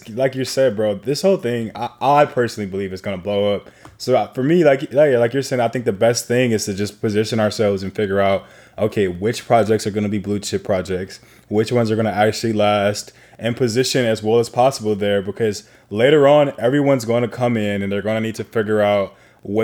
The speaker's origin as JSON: {"language": "English", "town": "Chicago", "region": "Illinois", "country": "United States", "moved": "yes", "lives_now": "Los Angeles, United States", "said": "I'm from Chicago"}